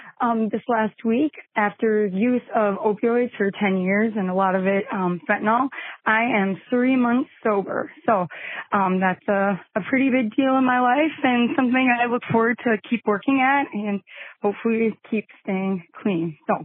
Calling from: Minnesota, United States; I'm calling from Minnesota.

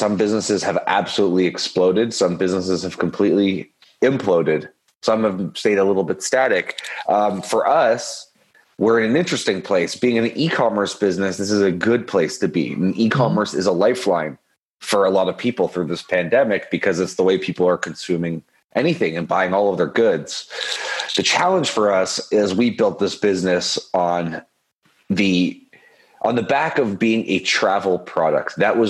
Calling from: Toronto, Ontario, Canada; I'm in Toronto, Canada.

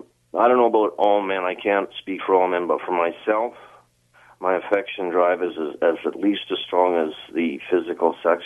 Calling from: Edmonton, Alberta, Canada; Edmonton, Alberta.

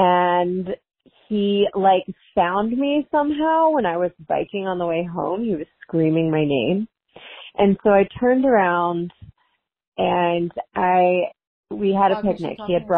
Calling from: Chicago, Illinois, United States; I'm calling in from Chicago.

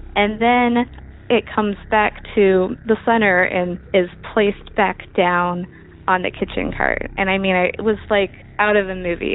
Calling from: Oakland, California, United States; I am calling from Oakland, California.

